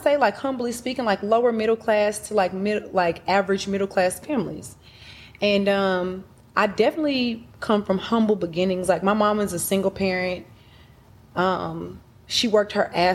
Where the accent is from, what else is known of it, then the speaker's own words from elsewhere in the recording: Atlanta, Georgia, United States; also born or lived in Huntsville, Alabama; I moved to Atlanta when I was 4. And I grew up on the south side of Atlanta. Clayton County, Riverdale